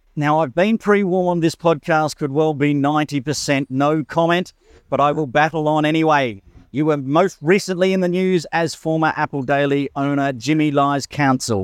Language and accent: English; Western Australia, Australia; also born or lived in Kununurra; now in Hong Kong; I grew up in Western Australia